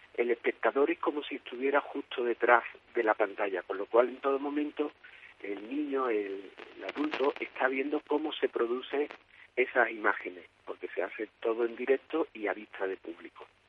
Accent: Écija, Andalusia, Spain; somos de Ésica, originarios de, la compañía de aquí de Ésica, aquí en la Ciudad del Sol

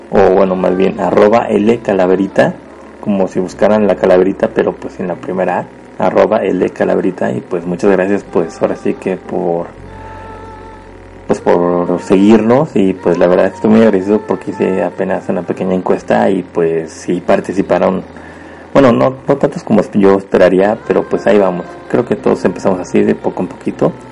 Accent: Puebla, Mexico; yo soy originario de México, orgullosamente de Puebla

